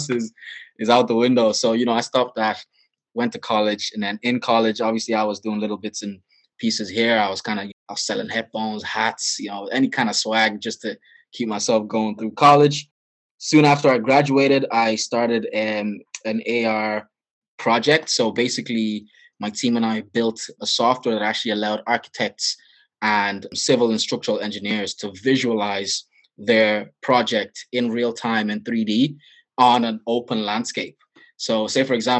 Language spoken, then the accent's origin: English; Dublin, Leinster, Ireland; also born or lived in Nigeria; I grew up in Dublin, Ireland. I was born originally in Nigeria. I moved. My parents emigrated over here when I was about 9, and I've been living here ever since.